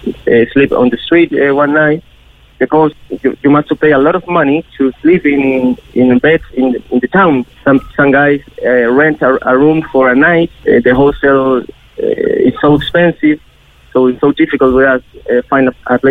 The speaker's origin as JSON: {"language": "English", "country": "Chile", "second_language": "English", "moved": "as an adult", "lives_now": "Cork, Ireland", "said": "I'm from Chile. I'm the guy that is from Chile, and now I'm living with these Spanish guys."}